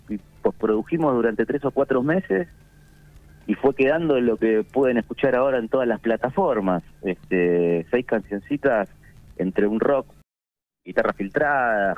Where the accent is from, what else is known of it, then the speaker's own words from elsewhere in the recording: Avellaneda, Buenos Aires Province, Argentina; also born or lived in Quilmes; yo soy del conurbano bonaerense, nací en Avellaneda, eh, va en Quilmes en realidad, viví en Avellaneda toda mi vida